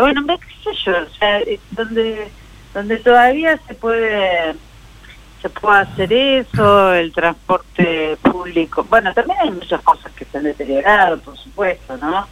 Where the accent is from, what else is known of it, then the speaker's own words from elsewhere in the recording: Morón, Buenos Aires Province, Argentina; los que vivimos y los que nacimos en Morón